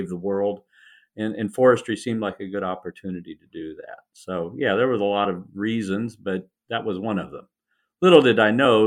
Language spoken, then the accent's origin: English; Indianapolis, Indiana, United States; now in Raleigh, United States; I grew up in Indiana, in the Midwest of the United States, in Indianapolis